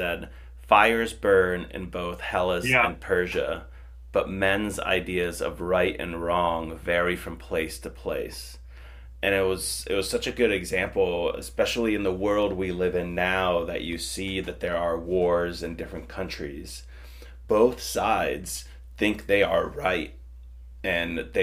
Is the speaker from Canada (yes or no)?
no; Finland; moved away; I grew up in Finland, that is, a really close border town to Russia